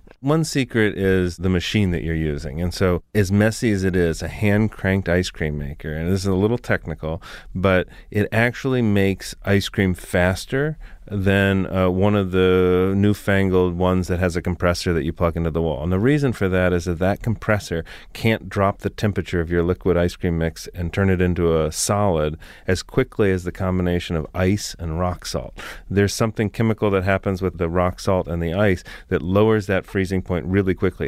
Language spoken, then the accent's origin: English; South Florida, United States; I grew up in South Florida.